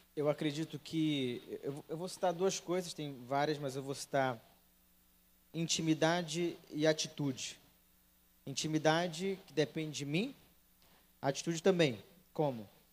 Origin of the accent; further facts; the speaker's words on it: Santarém, Pará, Brazil; now in Fortaleza, Brazil; eu não sou, eu não sou cearense, eu sou de Santarém, que fica uma cidade que fica no oeste do Pará